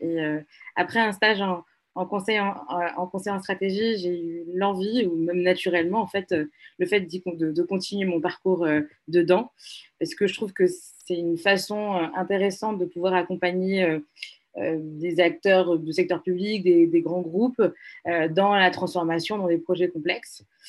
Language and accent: French; Lomé, Maritime, Togo; moved away as an adult; now in France; je suis née, j'ai grandi à Lomé.